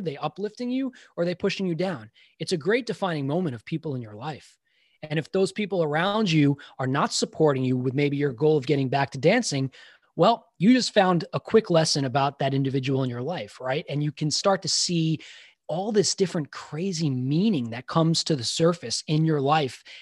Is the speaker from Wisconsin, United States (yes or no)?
no; Long Island, New York, United States; I grew up in Long Island